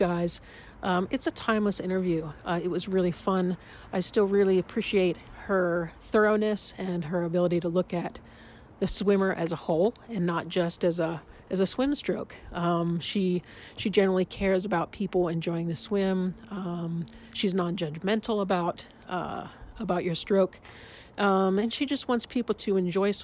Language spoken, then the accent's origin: English; Pittsburgh, Pennsylvania, United States; I'm from Pittsburgh.